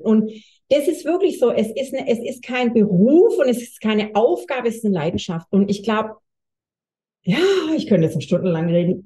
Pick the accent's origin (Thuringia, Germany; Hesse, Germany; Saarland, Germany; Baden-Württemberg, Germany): Baden-Württemberg, Germany; Swabia; accent: Swabian; ja ich bin Schwabe, hört man wahrscheinlich